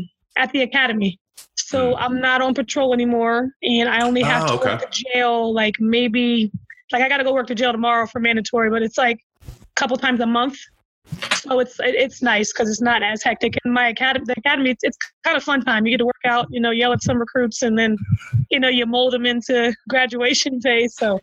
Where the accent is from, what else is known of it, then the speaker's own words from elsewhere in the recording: Penland, United States; And the house that like my girl Kristen Thompson, we grew up together in Penland.